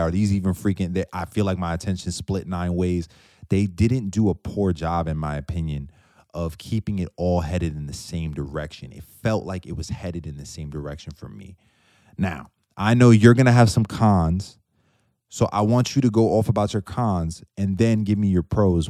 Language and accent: English; outside New York City, United States; I'm from outside of New York City, but with family that's from there.